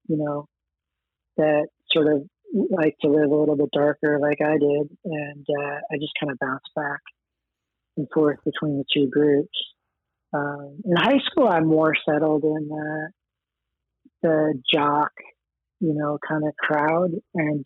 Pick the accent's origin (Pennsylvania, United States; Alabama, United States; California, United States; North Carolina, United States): California, United States; Los Angeles; also born or lived in Queens, New York; we moved a bunch of times by the time I was five and ended up in LA around there